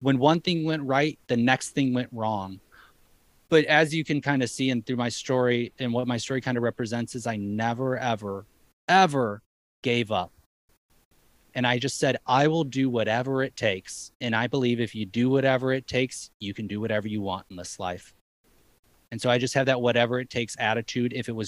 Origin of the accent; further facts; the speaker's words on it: Madison, Wisconsin, United States; now in Hawaii, United States; I mean, I'm coming from Madison, Wisconsin. You know, it ain't like this there.